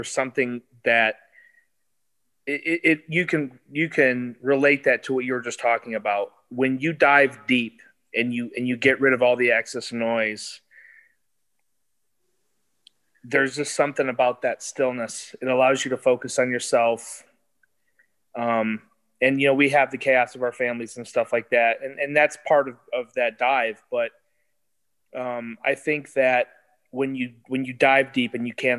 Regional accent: Michigan, United States; I grew up in Michigan and, you know, grew up on the lakes

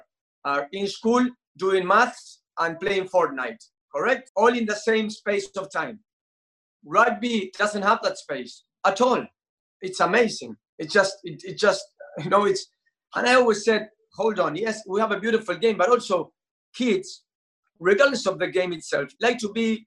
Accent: Argentina; I'm Argentinian

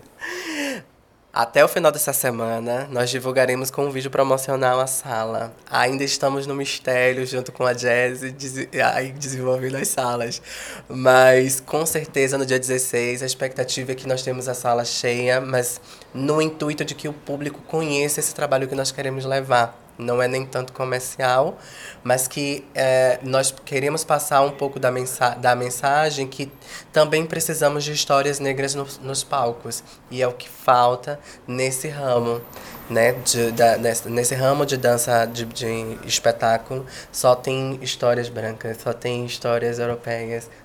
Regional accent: Salvador, Bahia, Brazil; tanto eu quanto o coreógrafo, que é o Jorge Cipriano, somos de Salvador, Bahia

